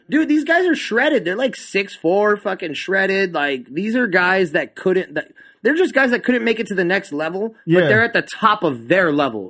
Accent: El Paso, Texas, United States; I'm from El Paso, so we are always inhaling dirt.

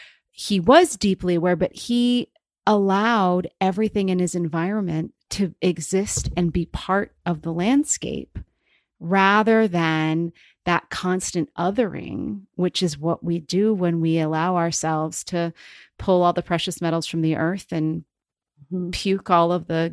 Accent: Cape Cod, Massachusetts, United States; I grew up in Cape Cod in Massachusetts. So I grew up on salt marshes. I grew up on a cranberry bog for several years when I was growing up.

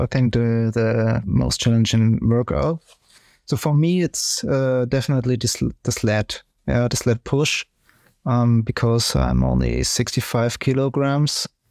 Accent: Ingolstadt, Bavaria, Germany; English is a second language; I'm also from Ingolstadt

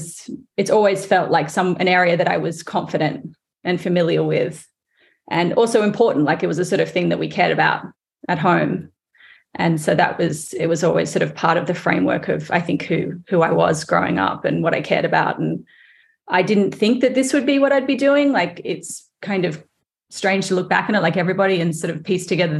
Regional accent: Sydney, New South Wales, Australia; now in United States; I grew up in Australia, but my mother is English, and she is from England

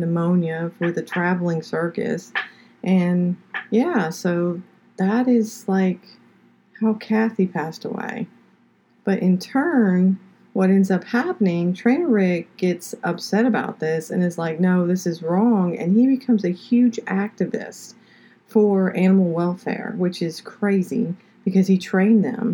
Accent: Pompano Beach, Florida, United States; also born or lived in Fort Lauderdale, Florida; now in Georgia, United States; I am originally from South Florida. I lived in Pompano Beach. I was born in Fort Lauderdale, lived in Pompano Beach until we moved here to Georgia.

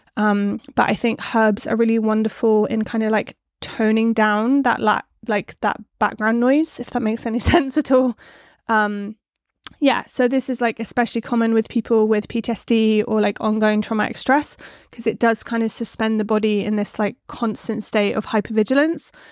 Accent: West Country, South West England, United Kingdom; accent: West Country; my West Country accent

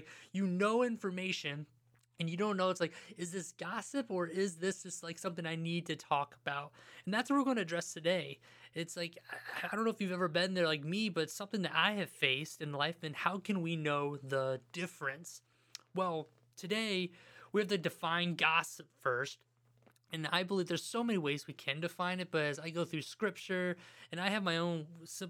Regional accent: Ohio, United States; I'm from Ohio

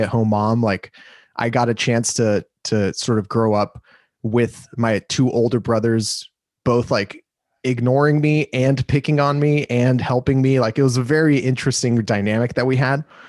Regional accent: Los Angeles, California, United States; moved away as an adult; also born or lived in Glendale, California; now in Austin, United States; I'm from Los Angeles, California. I was born and raised

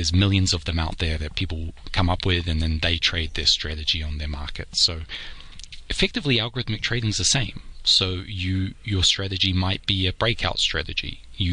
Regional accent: New Zealand; now in New York, United States; I'm a New Zealander originally. I live in New York

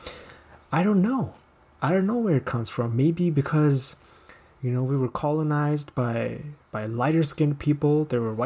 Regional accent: Pakistan; I am from Pakistan.

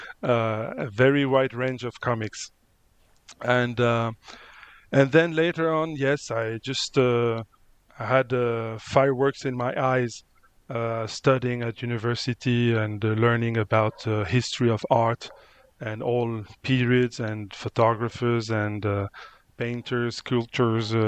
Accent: Luberon, near Avignon, Provence-Alpes-Côte d'Azur, France; English is a second language; moved away as an adult; also born or lived in Spain; now in Mozambique; I was born in Spain, and I grew up in France

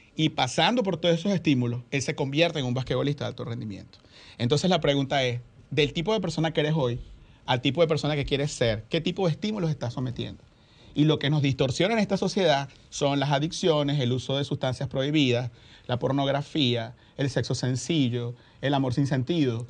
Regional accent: Venezuela; now in Dominican Republic; en mi país, Venezuela

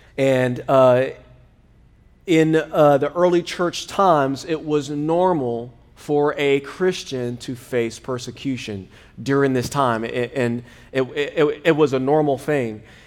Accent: United States; I was born in America

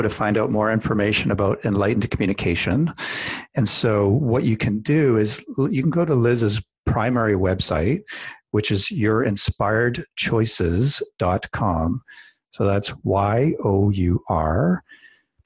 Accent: Canada; I'm Canadian

